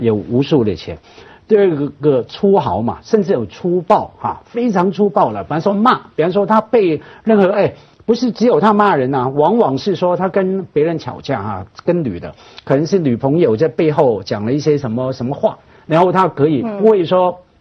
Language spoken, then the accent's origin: Chinese; Hong Kong; 因为我们香港人嘛，而且从小看他的新闻